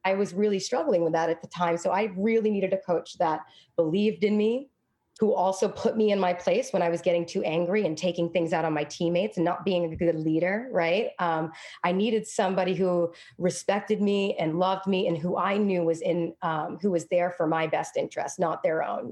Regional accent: Fitchburg, Massachusetts, United States; now in Brooklyn, New York, United States; I grew up in a tough place.

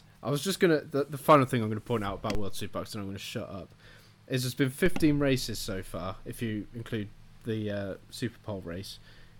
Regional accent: United Kingdom; I don't think it was, because we're British.

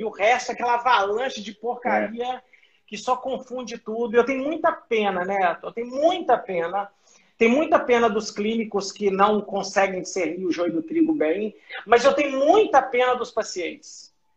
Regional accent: Belo Horizonte, Minas Gerais, Brazil; moved away as an adult; eu sou mineiro de Belo Horizonte, tá? Eu estou em BH, eu saí de BH em 2005

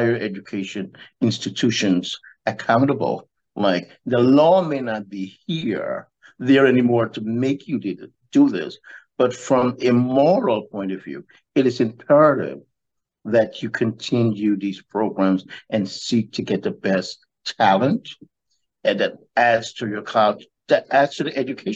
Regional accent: United States; we as American

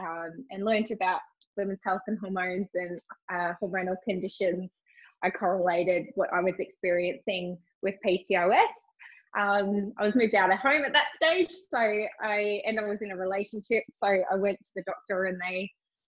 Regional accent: Cairns, Queensland, Australia; now in Gold Coast, Australia; I'm originally from Cairns. I live on the Gold Coast now.

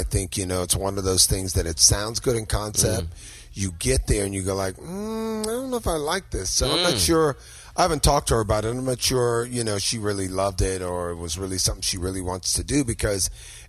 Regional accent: Louisiana, United States; I'm from Louisiana. We're both Louisiana people.

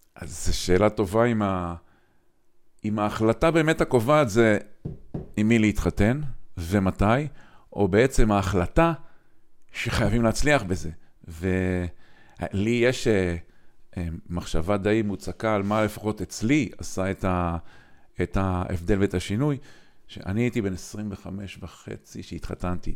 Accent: Kiryat Motzkin, Haifa District, Israel; אני גדלתי בקריית מוצקין

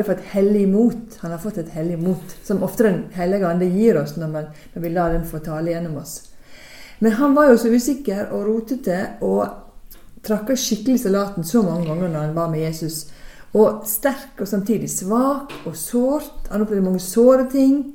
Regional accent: Sunnmøre, Møre og Romsdal, Norway; now in Stavanger, Norway; som dere forhåpentligvis hører godt, så er ikke jeg herifra, men jeg er fra Sunnmøre

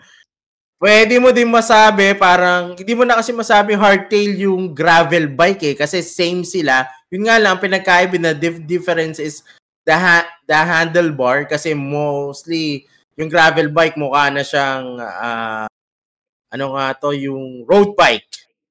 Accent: Quezon City, Metro Manila, Philippines; moved away as an adult; now in United Arab Emirates; kami sa Cubao. So, taga Cubao ako

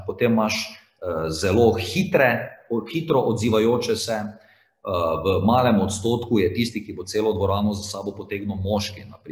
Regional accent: Slovenia

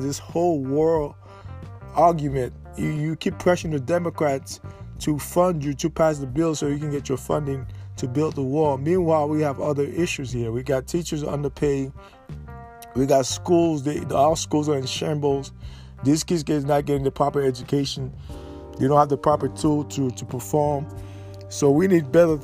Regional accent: New York City, New York, United States; I grew up in New York City.

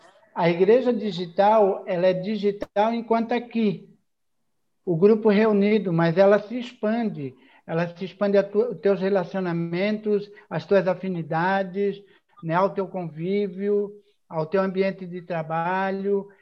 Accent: a city near Florianópolis, Santa Catarina, Brazil; accent: mané (Manezinho, Florianópolis island); Mesmo eu não sendo da ilha, eu sou de uma cidade aqui próxima

